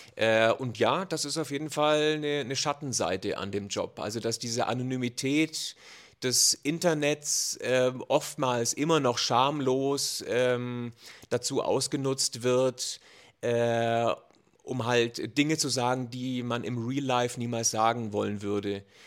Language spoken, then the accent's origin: German; Germany; bei uns in Deutschland